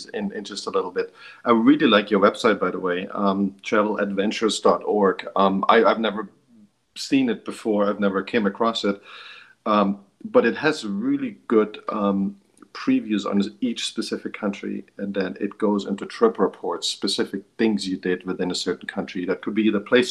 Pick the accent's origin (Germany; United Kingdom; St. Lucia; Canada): Germany; I grew up in Germany